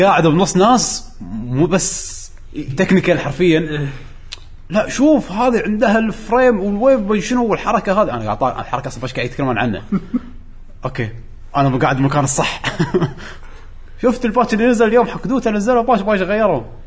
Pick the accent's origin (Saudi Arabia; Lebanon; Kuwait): Kuwait; أنا جاي من الكويت